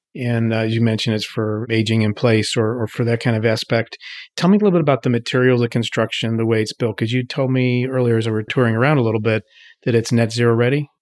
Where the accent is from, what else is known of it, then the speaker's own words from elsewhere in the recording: Pittsburgh, Pennsylvania, United States; moved away; I'm happy to be in Pittsburgh, my hometown